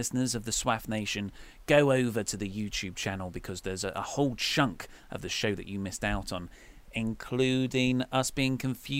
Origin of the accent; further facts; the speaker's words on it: Hextable, South East England, United Kingdom; also born or lived in Dartford; I'm from a village called Hextable, which is next to Swanley in Kent. I mean, it's only 20 minutes' drive from Dartford